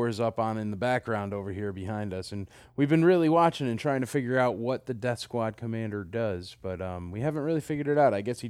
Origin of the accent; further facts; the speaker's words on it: Nashville, Tennessee, United States; I'm here with Philip Brown in my hometown of Nashville, Tennessee.